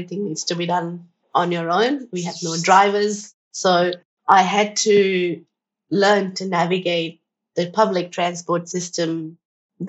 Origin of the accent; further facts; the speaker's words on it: Agra, Uttar Pradesh, India; moved away as an adult; now in Australia; I grew up in India, in the city of Taj. It's called Agra